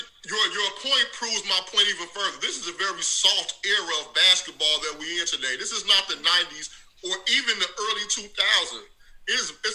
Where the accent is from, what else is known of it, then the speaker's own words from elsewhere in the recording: Chicago, Illinois, United States; from Chicago like everybody else. I love Scottie, but I'm a realist as well.